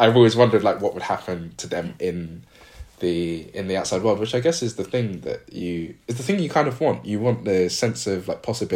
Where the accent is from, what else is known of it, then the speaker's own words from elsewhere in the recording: United Kingdom; as a British Ghanaian